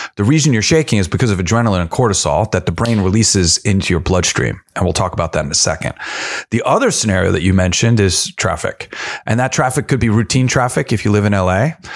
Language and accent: English; New York, United States; I'm also from New York.